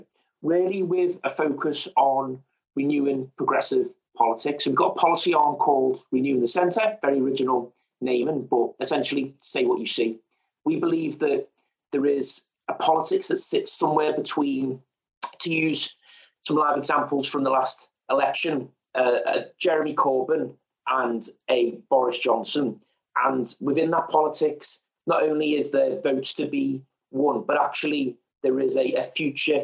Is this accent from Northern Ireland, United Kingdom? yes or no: no; Liverpool, North West England, United Kingdom; accent: Scouse; I am a Scouser, Liverpoolian. You can probably tell that from the accent